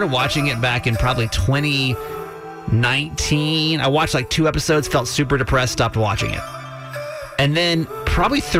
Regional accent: Columbia, Maryland, United States; I'm from Columbia

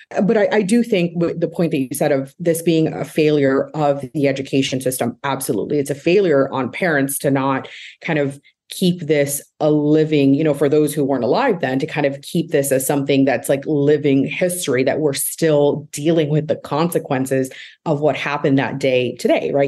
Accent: Miami, Florida, United States; moved away; I'm originally from Miami

